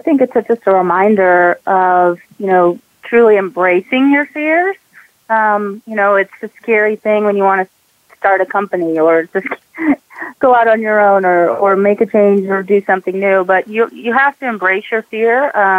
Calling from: Atlanta, Georgia, United States; Sure. I'm also in Atlanta today.

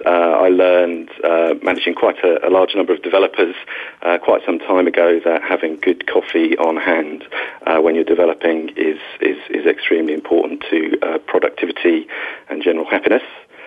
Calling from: London, United Kingdom; I'm calling from our offices, which are based in Trafalgar Square, which is a very central point in London. For me, it's evening, so I'm in a slightly different time zone.

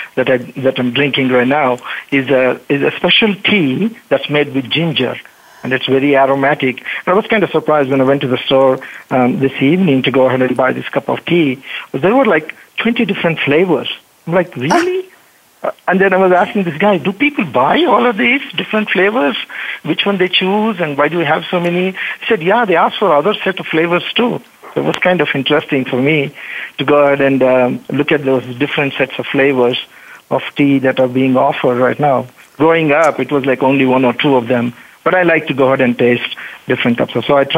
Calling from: Bengaluru, Karnataka, India; Yeah, I'm calling from Bengaluru, India. Home is U.S. I came here to meet my team, and it's kind of 7:30 in the evening.

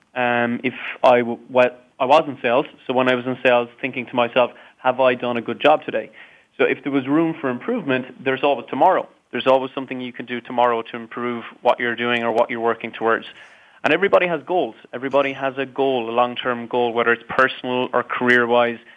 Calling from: Dublin, Leinster, Ireland; Today, I'm calling in from Dublin, um, a very rainy Dublin today

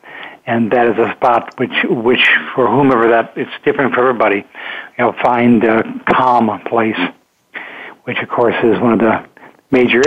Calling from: Lafayette, California, United States; I'm calling from Lafayette, California, where I live

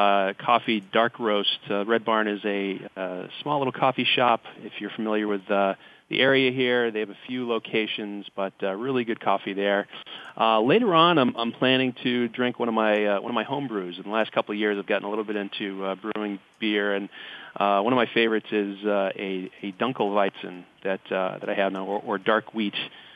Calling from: Framingham, Massachusetts, United States; I'm calling from Framingham, Massachusetts, about 20 miles mm-hmm. west of Boston

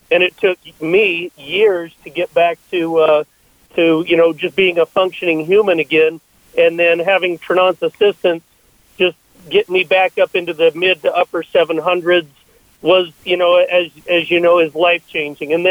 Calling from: Utah, United States; Uh, I am actually here in Utah as well.

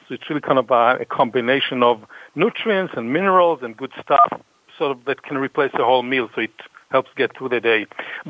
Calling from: Natick, Massachusetts, United States; I'm calling from a suburb of Boston called Natick

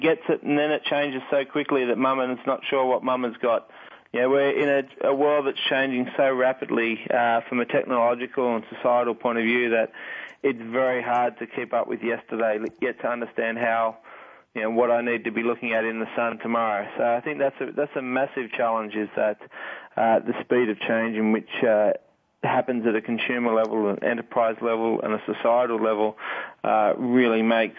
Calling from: Sydney, New South Wales, Australia; From Sydney, Australia. So there's not much sun here. It's midnight here.

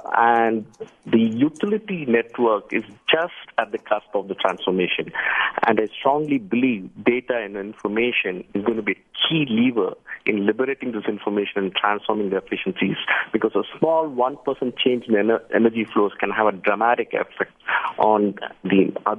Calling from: Bangalore, Karnataka, India; I'm calling from Bangalore, India.

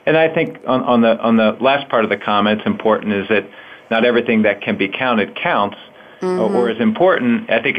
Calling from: Philadelphia, Pennsylvania, United States; I'm calling from Philadelphia, Pennsylvania.

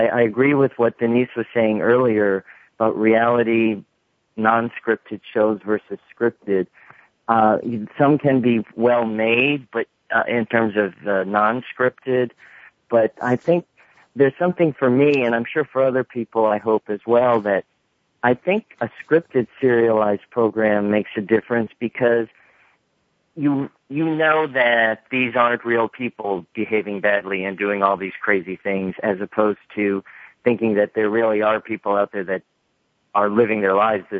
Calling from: Atlanta, Georgia, United States; I'm calling from Atlanta.

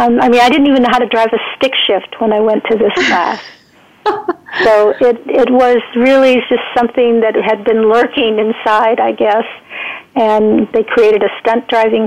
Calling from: Santa Cruz, California, United States; I'm in Santa Cruz, California, which is the surfing capital of the world, I think, next to Hawaii.

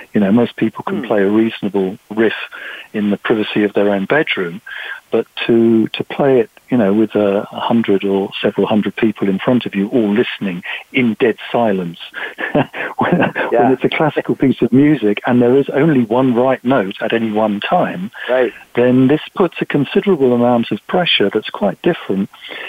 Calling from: South East England, United Kingdom; We're in a chilly, dark evening just outside London in the UK.

